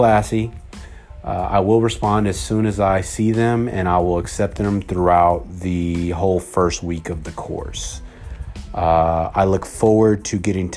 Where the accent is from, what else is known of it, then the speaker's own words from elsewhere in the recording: California, United States; also born or lived in Oakland / San Leandro / Camarillo / Orange County; I was born and raised in California